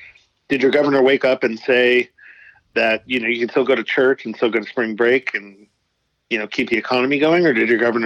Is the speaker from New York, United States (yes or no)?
yes; outside New York City, United States; I was born outside New York City.